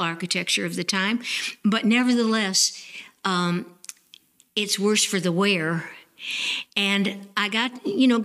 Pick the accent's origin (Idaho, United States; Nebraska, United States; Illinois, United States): Illinois, United States; Evanston; also born or lived in Chapel Hill, North Carolina; now in Nashville, North Carolina, United States; I grew up in Evanston, Illinois, and it was full of old Victorian house